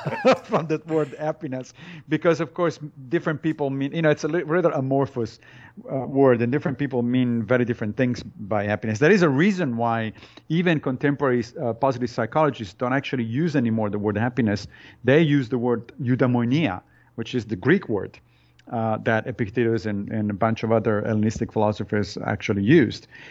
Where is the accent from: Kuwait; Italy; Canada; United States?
Italy; moved away; I was born in Italy